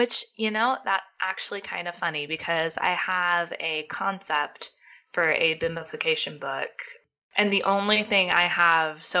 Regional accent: United States; as an American

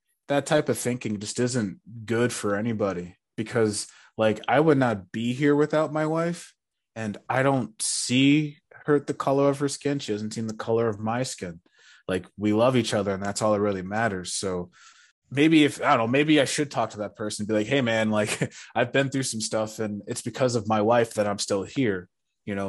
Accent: New York, United States; we're from New York.

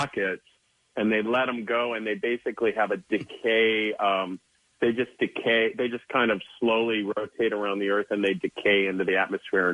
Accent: Midwest, United States; moved away as an adult; now in Philadelphia, United States; I'm from the Midwest, but we've been here 10 years

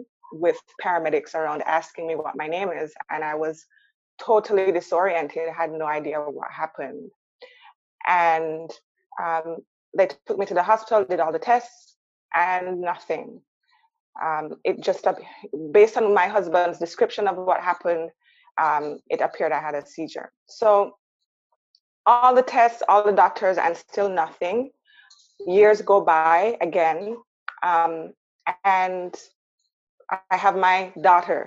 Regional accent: Jamaica; moved away as an adult; now in Canada; I grew up in Jamaica. I came to Canada when I was 18 years old for university.

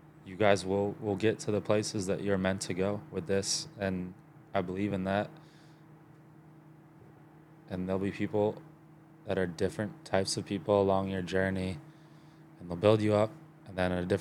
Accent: Baltimore, Maryland, United States; now in Texas, United States; I grew up in Baltimore. Like, I lived in the city, lived in the suburbs, split time between the two.

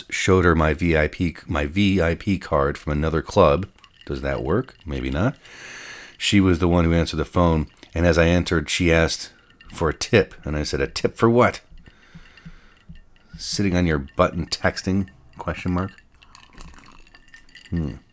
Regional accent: Denver, Colorado, United States; I'm from Denver, and have had different clubs in quotes all over the country.

